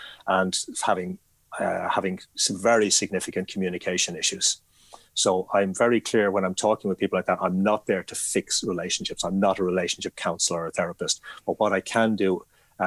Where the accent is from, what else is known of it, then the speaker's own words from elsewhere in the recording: Ireland; I am Irish